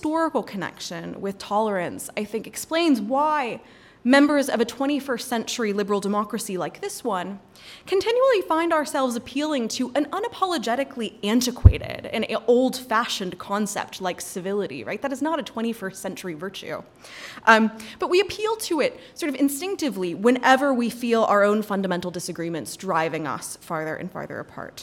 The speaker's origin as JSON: {"language": "English", "region": "North Carolina", "country": "United States", "said": "I'm from North Carolina"}